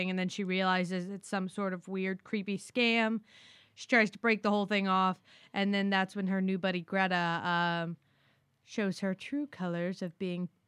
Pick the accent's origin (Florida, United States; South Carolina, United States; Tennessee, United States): Florida, United States; Orlando; We're from Orlando